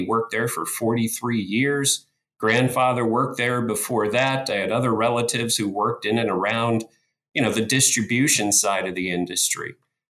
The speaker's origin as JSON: {"language": "English", "town": "Bradford", "region": "Pennsylvania", "country": "United States", "tie": "born or raised there", "said": "born and raised here in Pennsylvania, in the northwest corner of Pennsylvania in good old McKean County in a town called Bradford, Pennsylvania."}